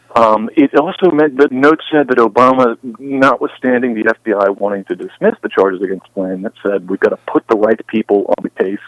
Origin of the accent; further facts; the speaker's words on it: United States; as an American